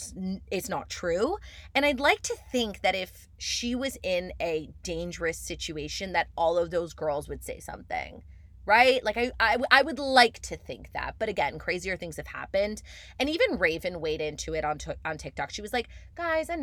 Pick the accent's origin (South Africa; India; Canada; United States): Canada; I am Canadian